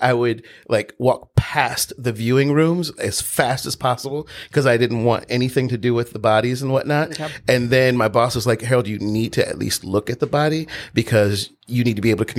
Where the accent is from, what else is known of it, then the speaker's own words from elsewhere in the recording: Los Angeles, California, United States; also born or lived in Georgia; I'm originally from Los Angeles